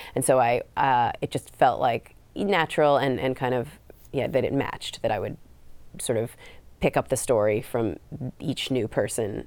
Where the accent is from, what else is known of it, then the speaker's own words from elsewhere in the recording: California, United States; I grew up in California.